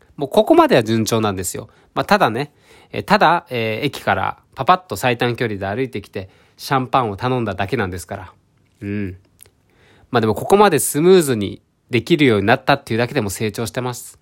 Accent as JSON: {"language": "Japanese", "region": "Ehime", "country": "Japan", "moved": "yes", "lives_now": "Tokyo, Japan", "said": "愛媛県の片田舎から出てきて"}